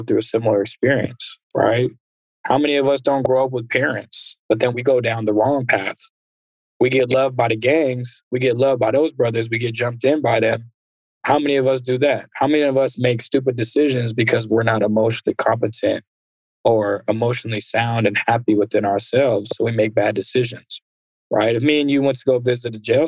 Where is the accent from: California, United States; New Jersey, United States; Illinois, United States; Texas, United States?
California, United States; San Ramon; also born or lived in Antioch, California / Berkeley, California; I grew up in Antioch for half my life, and then I grew up in San Ramon